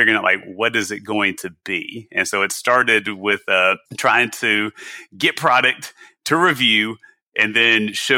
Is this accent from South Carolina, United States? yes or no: yes; South Carolina, United States; moved away; I'm from South Carolina originally.